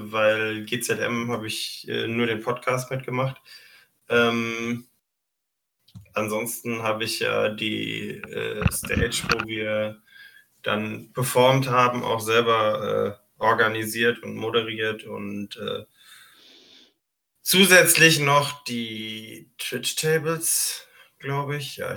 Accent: Düsseldorf, North Rhine-Westphalia, Germany

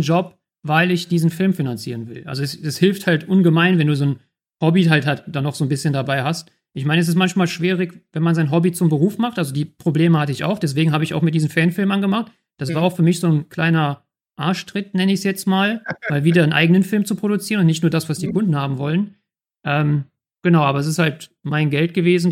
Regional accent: Germany; als Deutsche konnten wir halt sagen, hey, wir sind die Deutschen

